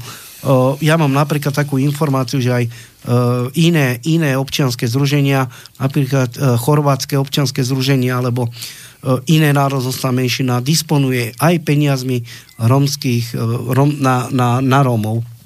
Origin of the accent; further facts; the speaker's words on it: Slovakia; sme Slováci